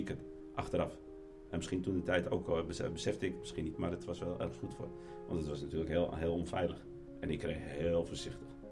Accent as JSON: {"language": "Dutch", "country": "Netherlands", "tie": "born or raised there", "moved": "as an adult", "lives_now": "Morocco", "said": "En ik ben in Nederland opgevoed"}